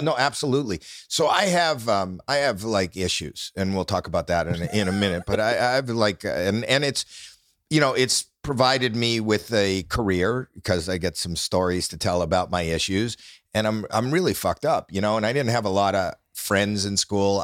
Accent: Toronto, Ontario, Canada; I'm not from New York, I'm from, from Toronto.

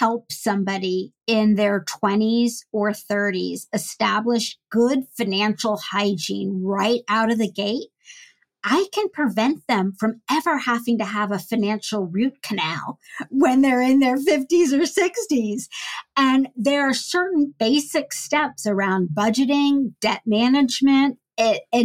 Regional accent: United States

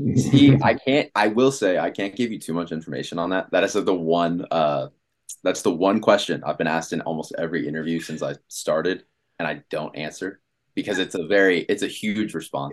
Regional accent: Washington, District of Columbia, United States; moved away as an adult; now in Los Angeles, United States; I'm from Washington, D C

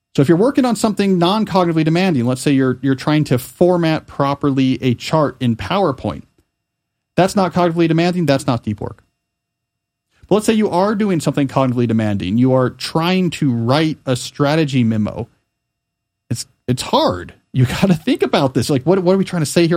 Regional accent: Pennington, New Jersey, United States; when I was growing up in Pennington, New Jersey

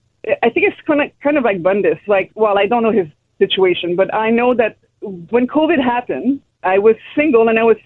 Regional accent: Quebec, Canada; Yeah, I'm also from Quebec.

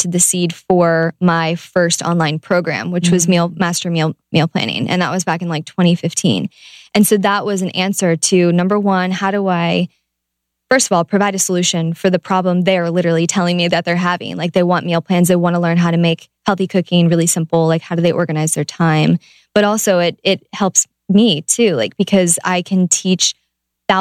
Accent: Ohio, United States; I'm from Ohio

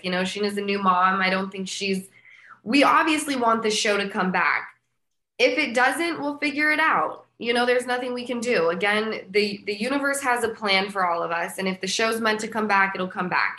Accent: Utah, United States; moved away; I'm from Utah

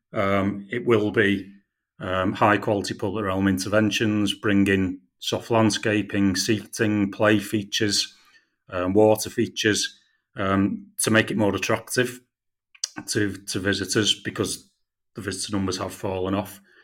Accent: St Helens, North West England, United Kingdom; I'm from St Helens myself, I was brought up

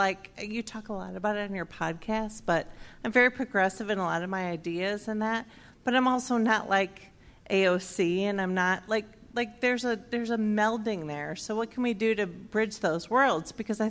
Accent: Chicago, Illinois, United States; also born or lived in South Carolina; I'm originally from the Chicago area

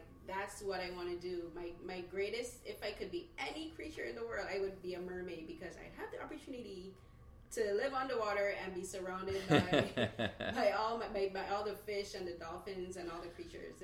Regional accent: Barbados; now in Toronto, Canada; growing up in Barbados, my favorite place is the beach. And that's I've been living here 8 years

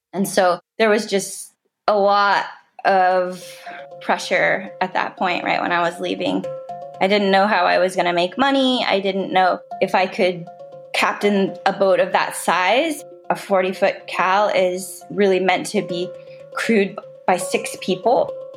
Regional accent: Southern California, United States; growing up in Southern California, we have sea lions and seals around all the time

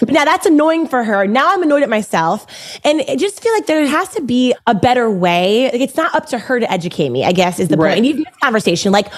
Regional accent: Baltimore, Maryland, United States; I grew up in Baltimore and I went to an all-girls Catholic high school

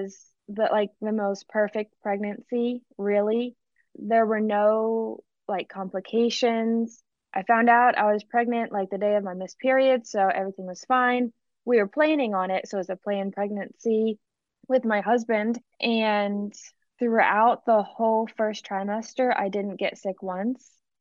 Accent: Pennsylvania, United States; now in Mississippi, United States; My dad and my stepmom, I'm from Pennsylvania, so they still live in Pennsylvania.

